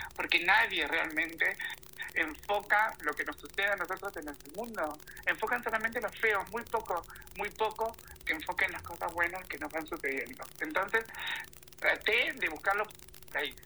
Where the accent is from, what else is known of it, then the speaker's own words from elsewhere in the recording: Acasuso, Buenos Aires, Argentina; moved away as an adult; now in Italy; yo nací en Buenos Aires, en Acasuso, en la parte de zona norte